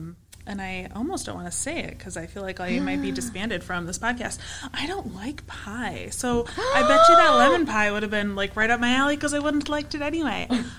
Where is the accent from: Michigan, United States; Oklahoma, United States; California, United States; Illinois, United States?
Michigan, United States; Traverse City; I grew up in the Traverse City area